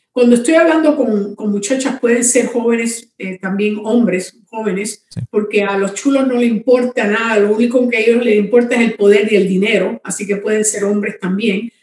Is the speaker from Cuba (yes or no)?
yes; Cuba; now in Miami, United States; yo vivo en Miami, Florida, soy cubana, pero he estado en Miami por muchos años